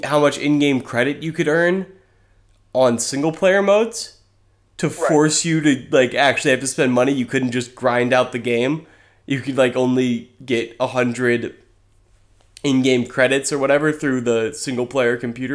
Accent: Oregon, United States; I was born in Oregon. But, yeah, I've got a little Missouri in my blood

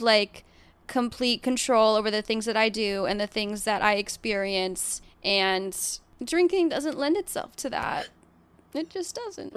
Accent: Massachusetts, United States; I was born in Massachusetts

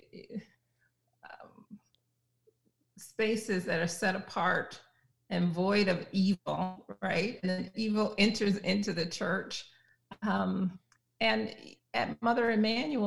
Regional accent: South Carolina, United States; I grew up Progressive Baptist in South Carolina.

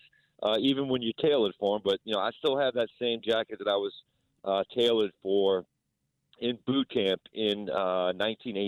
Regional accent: Chalmette, Louisiana, United States; also born or lived in San Diego; I'm from St. Bernard Parish, so I went to Chalmette High.

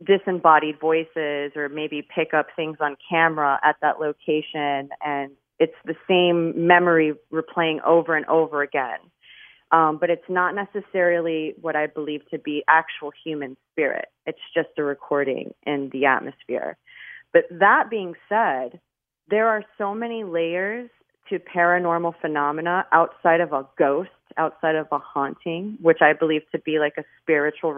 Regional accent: Miami, Florida, United States; I'm born and raised in Miami

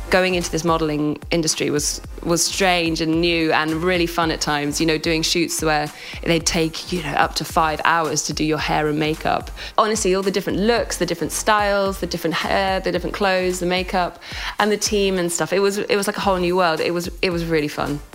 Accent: United Kingdom; also born or lived in London; we're British

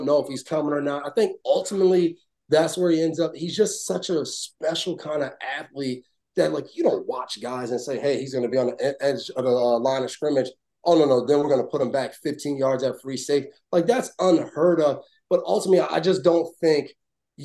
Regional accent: New York, United States; moved away; also born or lived in New Jersey; I'm a guy from New York originally.

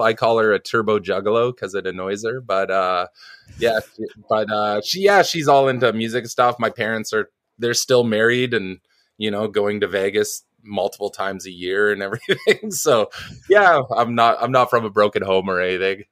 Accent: New Westminster, British Columbia, Canada; also born or lived in Vancouver Island; I was born in a town called New Westminster, which used to be the capital of, uh, B C, long, long, long time ago in the cowboy days. Um, it's like a suburb of Vancouver

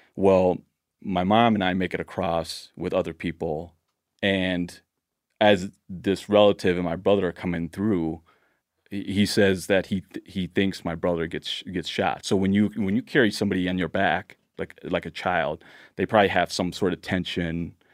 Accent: Laos; now in Blaine, United States; I was born in Laos

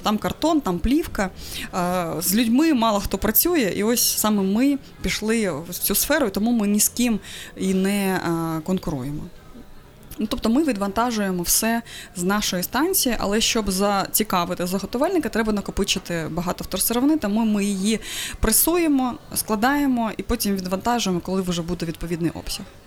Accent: Crimea, Ukraine; moved away; я взагалі з Криму

